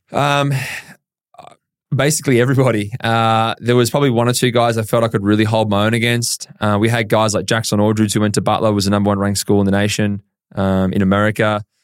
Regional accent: Horsham, Victoria, Australia; I grew up in Horsham, County Victoria

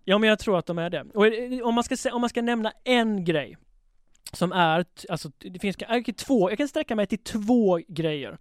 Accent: Halmstad, Halland County, Sweden; Jag växte upp i Halmstad

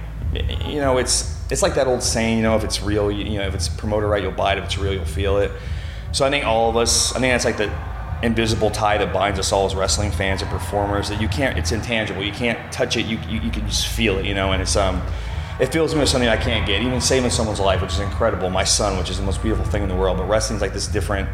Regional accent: Othello, Washington, United States; moved away as an adult; also born or lived in Auburn, Washington / Charlotte, North Carolina; now in St. Louis, United States; I was born and raised in, mostly born and raised in Othello, Washington, a small town by a town that's not much bigger called Moses Lake.

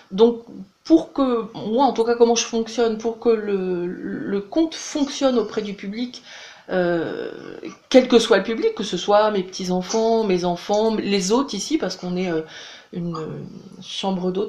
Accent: Brest, Brittany, France; Alors moi je suis bretonne, je suis même brestoise, mon, mari lui il est du sud-ouest.

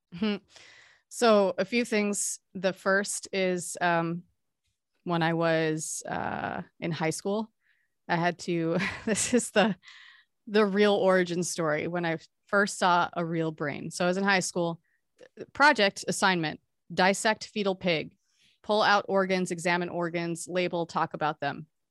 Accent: Hawaii, United States; I grew up in Hawaii too

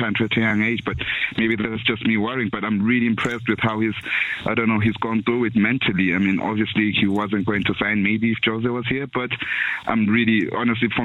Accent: South Africa; I'm not from England, I'm from South Africa

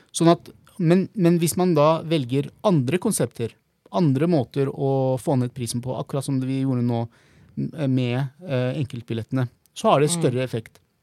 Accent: Oslo, Norway; also born or lived in Bahrain / Klemetsrud, Oslo / Prinsdal, Oslo; så flytta vi til Holmlia eh, når jeg var ca. fem år gammel

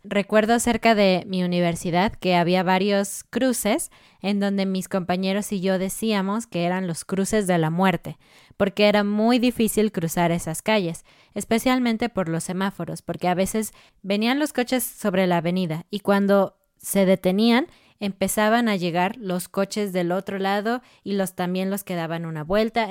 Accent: Mexico City, Mexico; moved away as an adult; now in Querétaro, Mexico; nosotros somos de Ciudad de México, una gran, gran ciudad. Y ahora nosotros estamos en la ciudad de Querétaro

